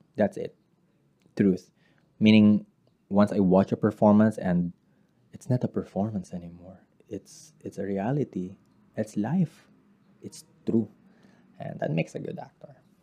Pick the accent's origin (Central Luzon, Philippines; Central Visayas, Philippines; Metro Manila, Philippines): Central Luzon, Philippines; I am from Bulacan